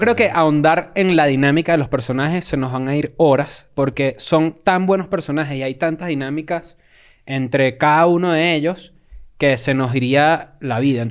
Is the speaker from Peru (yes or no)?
no; Venezuela; now in Mexico; nosotros como consumidores desde acá de México y siendo venezolanos